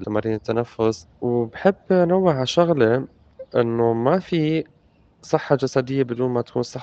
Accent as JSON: {"language": "Arabic", "country": "Syria", "moved": "yes", "lives_now": "Jordan", "said": "أنا لاجئ بالأردن من سوريا"}